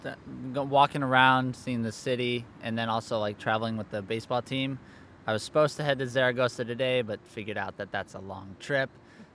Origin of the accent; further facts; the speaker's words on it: Chicago, Illinois, United States; I will be a junior. I am from Chicago